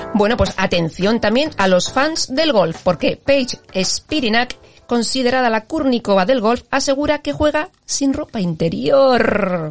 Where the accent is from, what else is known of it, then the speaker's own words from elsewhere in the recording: Santurce, Basque Country, Spain; mi pueblo, en Santurce